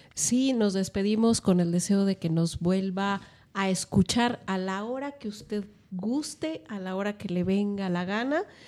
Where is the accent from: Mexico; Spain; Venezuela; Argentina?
Mexico; parte de nuestra cultura también este, como mexicanos